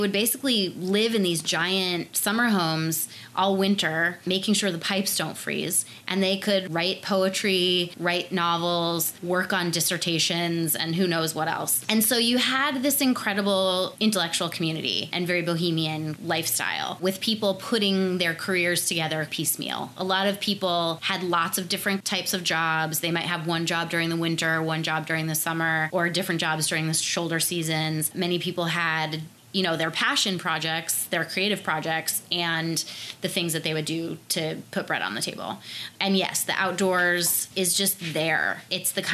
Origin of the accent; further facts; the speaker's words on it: Martha's Vineyard, Massachusetts, United States; moved away as an adult; now in Los Angeles, United States; I was born and raised on Martha's Vineyard, which is an island off the coast of Cape Cod in Massachusetts.